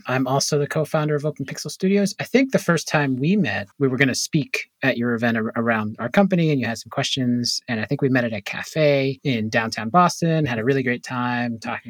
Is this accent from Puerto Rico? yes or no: yes; Puerto Rico; I'm from Puerto Rico. I'm Puerto Rican, but I grew up in sort of a mostly African-American community. And then I moved out to a mostly white community.